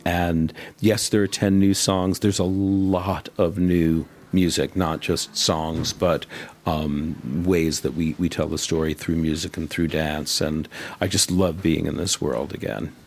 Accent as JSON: {"language": "English", "country": "United States", "said": "I'm obviously American, and in the States"}